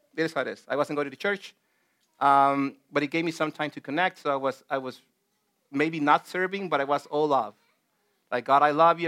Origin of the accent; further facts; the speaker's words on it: El Salvador; moved away; back in my home country in El Salvador